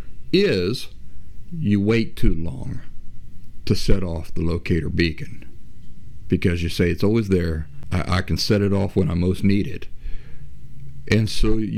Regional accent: Appalachia, United States; moved away; also born or lived in Boston area / Philadelphia; I'm from Appalachia

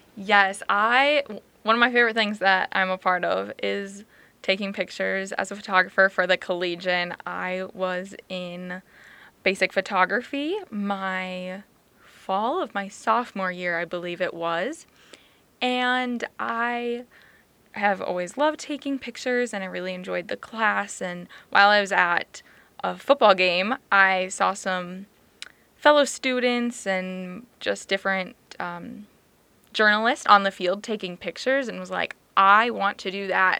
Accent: Farmington, Minnesota, United States; moved away as an adult; now in Brookings, United States; I'm originally from Farmington, Minnesota

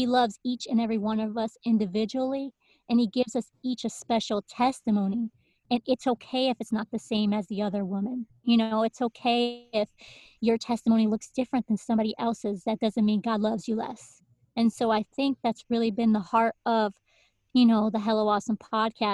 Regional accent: Hartford, Connecticut, United States; also born or lived in Windsor, Connecticut; I am from Connecticut. That's where I actually live right now, born and raised, and started off, you know, growing up in Hartford in the city. And then we slowly moved to the suburbs in Windsor.

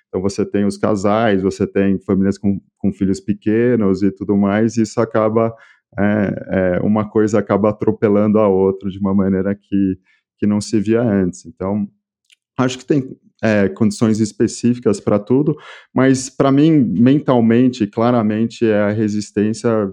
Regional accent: São Paulo, Brazil; accent: Brazilian; also born or lived in France; E eu nasci em São Paulo, no Brasil, e eu morei praticamente minha vida toda aqui

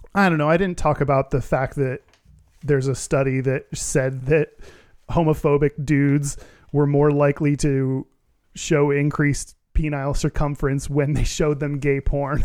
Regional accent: Texas, United States; I'm from Texas

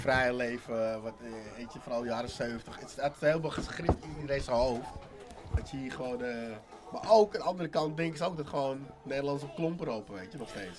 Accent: Amsterdam, North Holland, Netherlands; Ik voel echt Amsterdam.

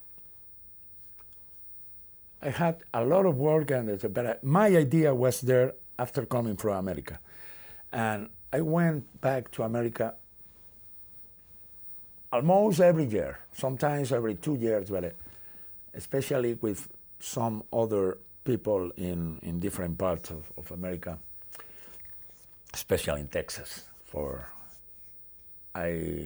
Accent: Spain; I'm from Spain.

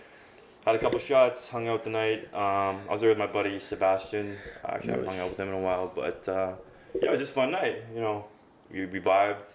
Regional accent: Oakville, Ontario, Canada; also born or lived in Calgary, Canada / Toronto, Canada; I was born in the GTA, so I was born in Oakville

